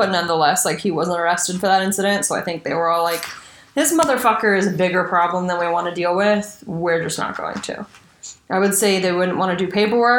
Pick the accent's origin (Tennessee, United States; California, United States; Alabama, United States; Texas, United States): California, United States; East Bay area; growing up in the East Bay area